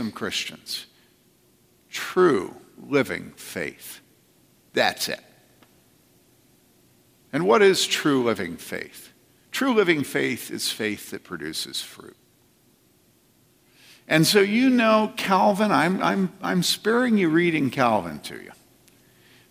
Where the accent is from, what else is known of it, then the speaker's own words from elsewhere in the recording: East Coast, United States; moved away; I grew up body surfing on the East Coast